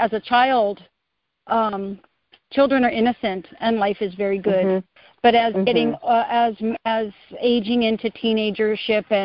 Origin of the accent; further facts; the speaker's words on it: California, United States; moved away as an adult; now in Hawaii, United States; I was born and raised in California, and from 20 and up until now, my adult life has been on the island of Hawaii